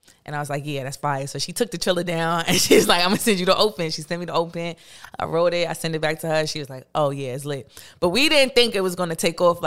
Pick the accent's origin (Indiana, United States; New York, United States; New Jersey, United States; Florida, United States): New York, United States; New York City; I'm from Brooklyn